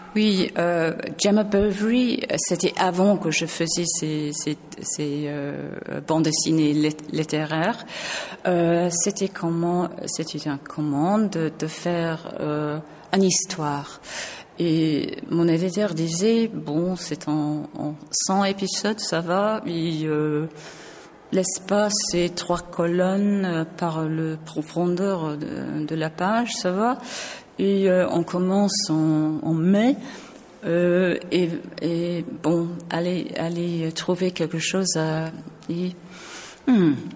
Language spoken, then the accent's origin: French; England, United Kingdom; French is a second language; je suis anglaise